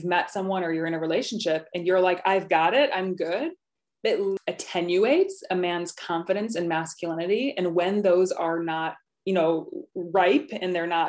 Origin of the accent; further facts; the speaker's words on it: near Rockford, Illinois, United States; I still live in Illinois